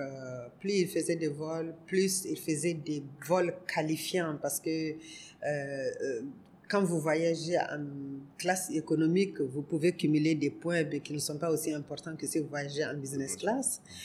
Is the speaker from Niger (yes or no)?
yes; Niger; also born or lived in Côte d'Ivoire; je suis du Niger, pas de Côte d'Ivoire